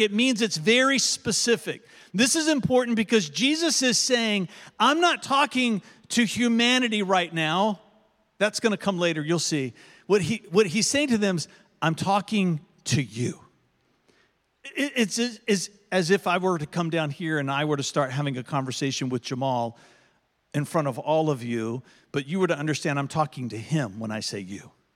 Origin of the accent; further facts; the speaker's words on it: United States; being an American